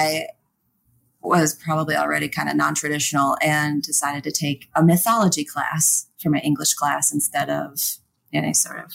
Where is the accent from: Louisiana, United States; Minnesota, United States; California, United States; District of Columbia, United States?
Minnesota, United States; Twin Cities area; I grew up in Minnesota. So in the Twin Cities area